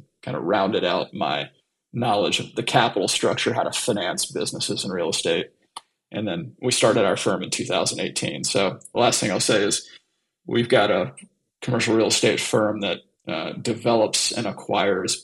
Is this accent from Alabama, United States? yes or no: yes; Southern Alabama, United States; moved away as an adult; also born or lived in Dallas, Texas / Atlanta, Georgia; I grew up in Southern Alabama and Dallas, Texas, for the most part. So graduated high school in Southern Alabama